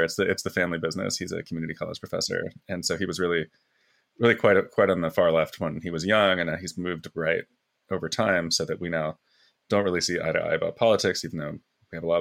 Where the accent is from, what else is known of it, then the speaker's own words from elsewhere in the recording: New Jersey, United States; When I was a boy, and this is in a small town in South Jersey, the T-ball teams in my hometown